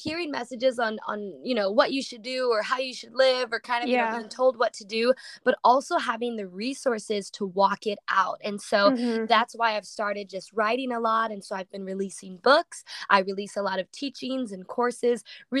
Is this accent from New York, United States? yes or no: no; Waukegan, Illinois, United States; I'm from Illinois, Waukegan, Illinois